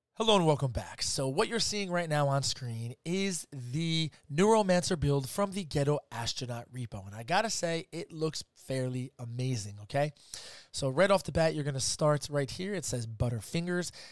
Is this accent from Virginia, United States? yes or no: no; New Jersey, United States; I'm from Jersey